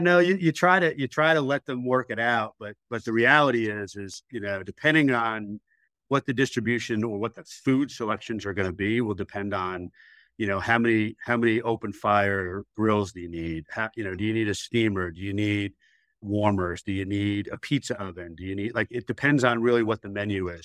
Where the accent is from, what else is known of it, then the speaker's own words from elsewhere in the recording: New York City, New York, United States; moved away as an adult; now in Charlotte, United States; I originally was a New York City kid